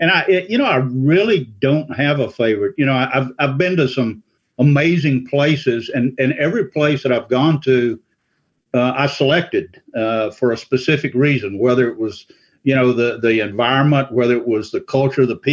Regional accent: Louisiana, United States; now in Asheville, United States; I grew up in Louisiana, in South Louisiana and Central Louisiana

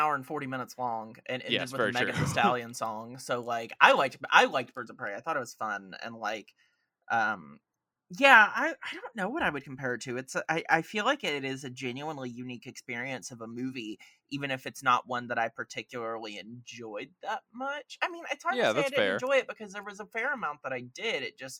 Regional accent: Georgia, United States; Like, I mean, I'm from Georgia. I could do that better.

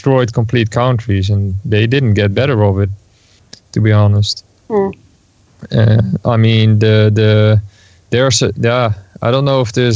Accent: Netherlands; I'm from the Netherlands.

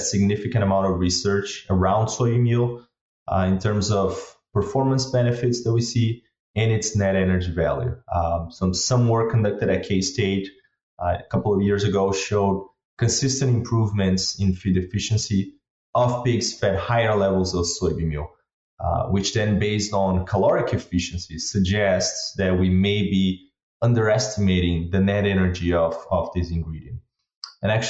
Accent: Brazil; moved away as an adult; also born or lived in Kansas, United States; now in United States; I'm originally from Brazil. Moved to the U.S. about 6 years ago

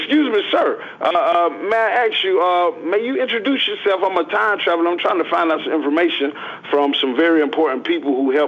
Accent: Clearwater, Florida, United States; born there; I was born down there in Clearwater

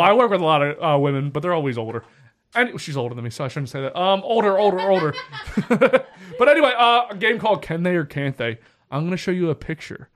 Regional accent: the South, United States; I'm from the South

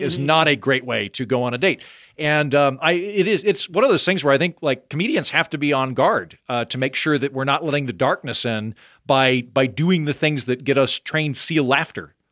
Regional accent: Oklahoma, United States; accent: Oklahoma; moved away; leaning into my Oklahoma accent

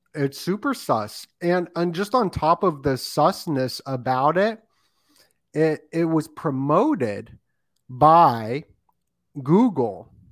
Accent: Las Vegas, Nevada, United States; moved away; I grew up in Las Vegas, so, uh, I didn't stay there

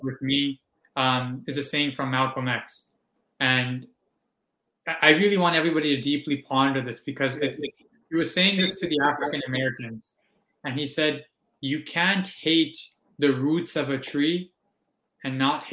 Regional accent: Canada; born or raised there; also born or lived in Pakistan

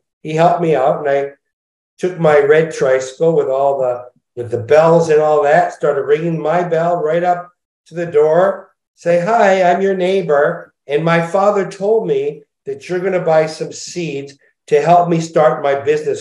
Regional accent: Montreal, Quebec, Canada; now in Los Angeles, United States; I was brought up in Montreal

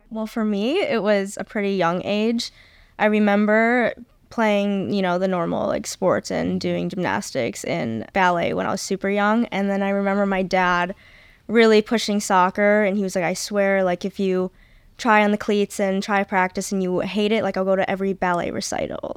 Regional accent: Macomb, Michigan, United States; also born or lived in Texas; my hometown is near Justina. I'm from Macomb, Michigan

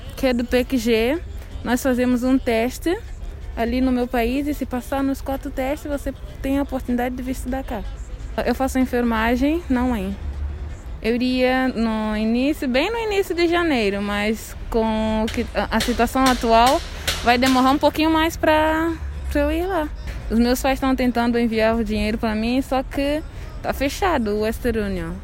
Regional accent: São Tomé & Príncipe; moved away as an adult; now in Brazil; Eu sou de São Tomé e Príncipe, país ah, continente africano

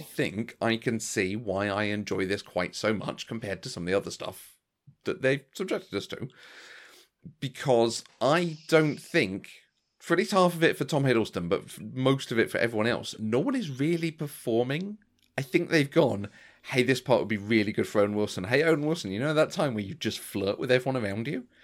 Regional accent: England, United Kingdom; this is just part of being English

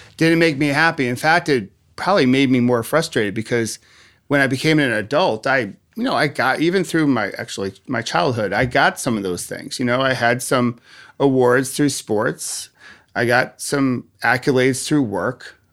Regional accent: Rochester, New York, United States; moved away; I grew up in Rochester, New York, the home of Kodak.

